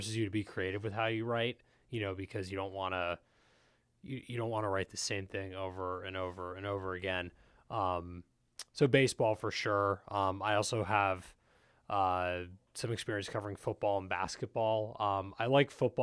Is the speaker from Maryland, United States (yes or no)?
yes; Silver Spring, Maryland, United States; I'm from Silver Spring